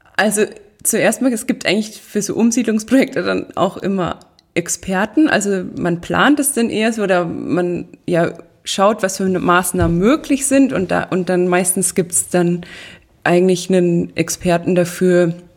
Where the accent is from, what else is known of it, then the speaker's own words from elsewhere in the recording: Riedenberg, Bavaria, Germany; ich komme aus Riedenberg